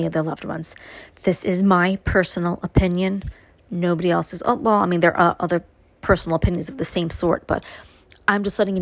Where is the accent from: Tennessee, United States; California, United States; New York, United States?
New York, United States; New York City; now in upstate New York, United States; my growing up in Brooklyn